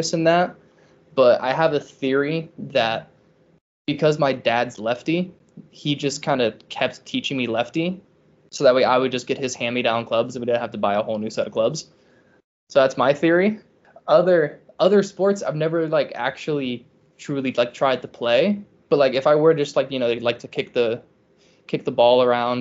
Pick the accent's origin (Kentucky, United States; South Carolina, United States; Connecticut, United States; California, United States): South Carolina, United States; Charleston; I'm from Charleston